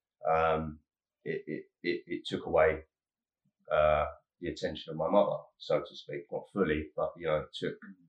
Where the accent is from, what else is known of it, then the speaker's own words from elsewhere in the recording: Harlow, East of England, United Kingdom; I was born in Harlow, Essex